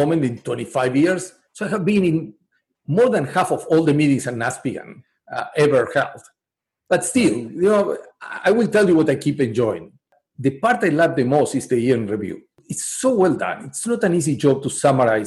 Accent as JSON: {"language": "English", "country": "Uruguay", "moved": "yes", "said": "I come from a country where tango is as big as Argentina, and Uruguay is big in tango"}